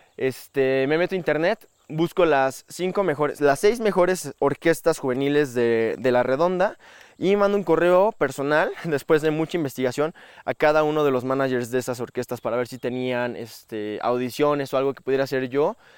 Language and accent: Spanish; Metepec, State of Mexico, Mexico; also born or lived in Toluca, Mexico; yo nací en México, en la ciudad de Toluca. Bueno, toda mi vida viví en una ciudad que se llama Metepec